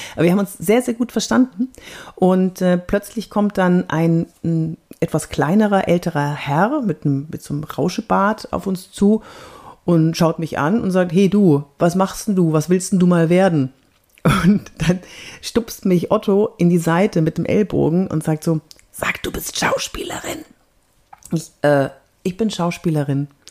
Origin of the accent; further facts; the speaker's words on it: Fürth, Bavaria, Germany; accent: Franconian; ich bin in Fürth aufgewachsen